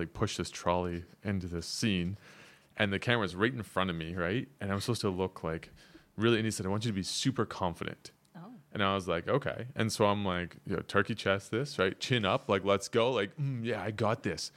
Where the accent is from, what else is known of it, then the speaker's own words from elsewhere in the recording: Canada; moved away as an adult; now in South Korea; I'm Canadian